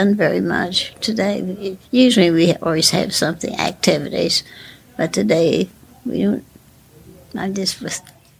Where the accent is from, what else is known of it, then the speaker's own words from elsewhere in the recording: Gallipolis, Ohio, United States; moved away; also born or lived in Columbus, Ohio; Close to Gallipolis, about 13 miles out of Gallipolis.